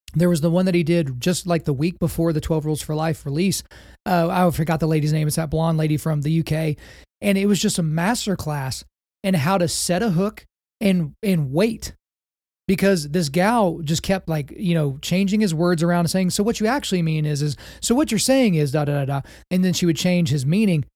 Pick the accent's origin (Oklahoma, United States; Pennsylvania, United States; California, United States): Oklahoma, United States; I grew up in Oklahoma. So just by virtue of the fact that I was born on this beautiful red clay